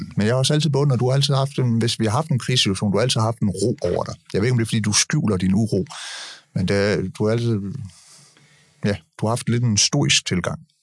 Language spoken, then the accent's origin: Danish; Denmark; de der velfærdsmyter, som, som vi er opvokset med i Danmark